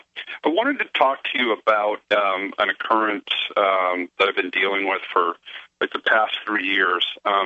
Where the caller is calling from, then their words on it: Maine, United States; from Maine, but this happened in Texas.